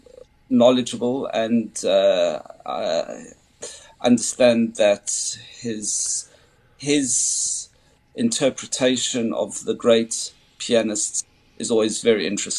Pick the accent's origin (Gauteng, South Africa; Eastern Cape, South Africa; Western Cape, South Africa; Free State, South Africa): Gauteng, South Africa; Johannesburg; also born or lived in United Kingdom; now in Frankfurt, Germany; I grew up in Joburg